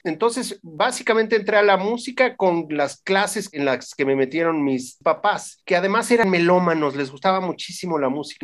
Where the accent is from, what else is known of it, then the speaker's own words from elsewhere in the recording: Mexico; como mexicanos